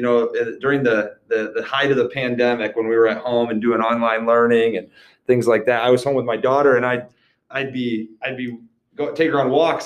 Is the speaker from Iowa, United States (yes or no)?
yes; Iowa Falls, Iowa, United States; growing up in Iowa Falls